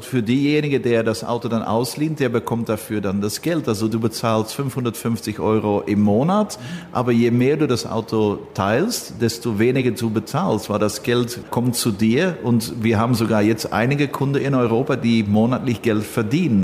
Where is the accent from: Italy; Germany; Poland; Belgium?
Belgium; ich bin Belgier